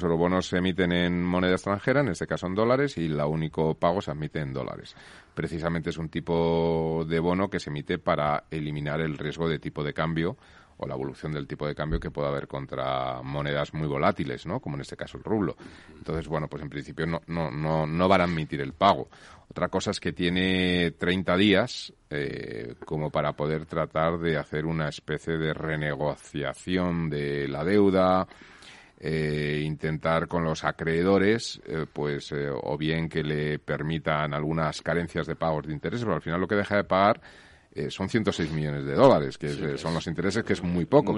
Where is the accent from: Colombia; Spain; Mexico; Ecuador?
Spain